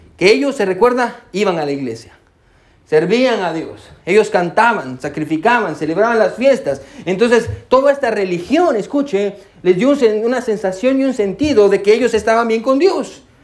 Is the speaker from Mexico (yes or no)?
no; Guatemala; now in United States; yo soy de Guatemala